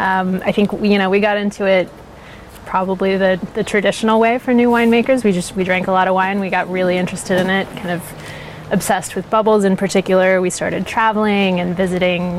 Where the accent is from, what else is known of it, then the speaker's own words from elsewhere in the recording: Beaverton, Oregon, United States; moved away; also born or lived in Los Angeles / San Francisco; I'm from Beaverton originally